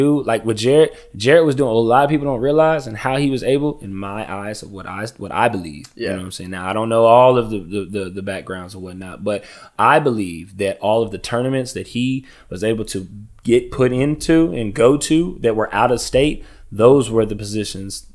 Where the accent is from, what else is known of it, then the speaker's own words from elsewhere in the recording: Lubbock, Texas, United States; I'm from Lubbock